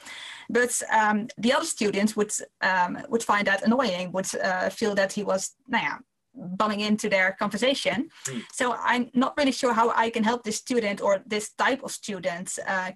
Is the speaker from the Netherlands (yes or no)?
yes; Netherlands; English is a second language; I'm from the Netherlands, so excuse my English.